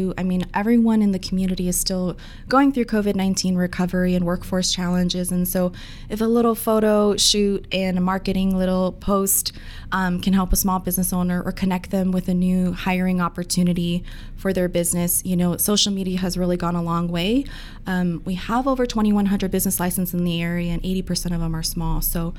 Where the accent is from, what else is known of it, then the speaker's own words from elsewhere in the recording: Honolulu, Hawaii, United States; moved away as an adult; also born or lived in Wahiawa, Hawaii / Greeley, Colorado; now in Aurora, United States; I'm from a small town in Waihoa, near the north shore of Oahu, but I grew up actually in Kohala, Kaimuki